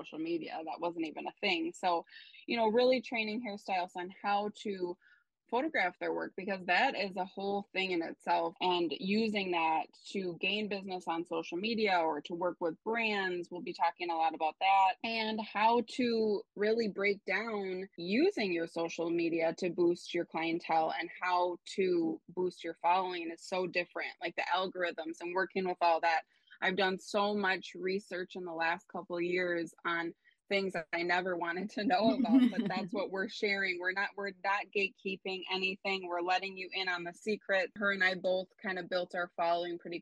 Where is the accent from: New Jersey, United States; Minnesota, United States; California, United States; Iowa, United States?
Minnesota, United States; Minneapolis; also born or lived in New York; now in Chicago, United States; my hometown, Minneapolis